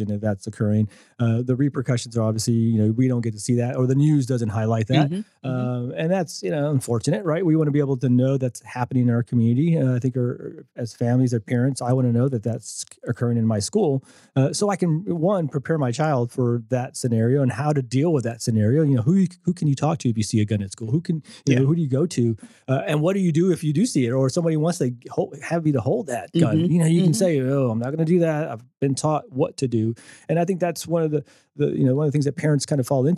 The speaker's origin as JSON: {"language": "English", "region": "Texas", "country": "United States", "tie": "born or raised there", "said": "I grew up in Texas"}